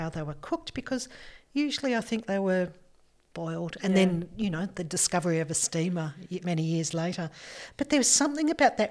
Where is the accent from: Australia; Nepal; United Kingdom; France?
Australia; Melbourne, Victoria; I grew up in Melbourne, cold winters